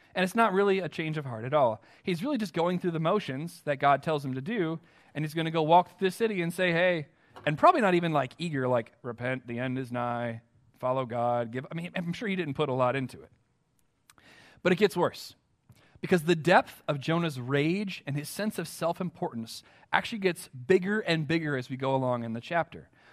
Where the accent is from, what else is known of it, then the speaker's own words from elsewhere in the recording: United States; as American Christians